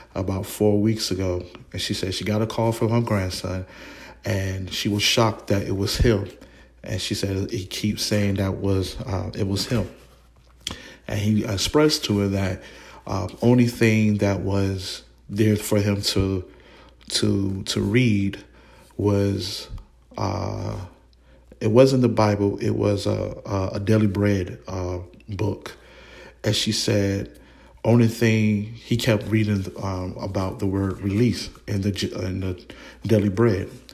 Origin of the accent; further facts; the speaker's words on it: Newark, New Jersey, United States; I'm from Newark, New Jersey